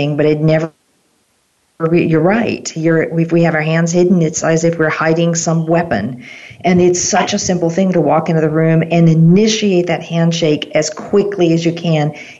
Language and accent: English; United States; as an American